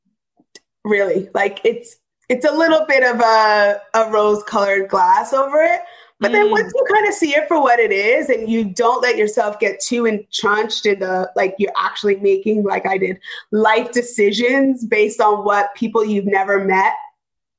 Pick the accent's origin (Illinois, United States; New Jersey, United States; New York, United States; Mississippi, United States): New York, United States; moved away as an adult; now in Los Angeles, United States; I was, you know, a New Yorker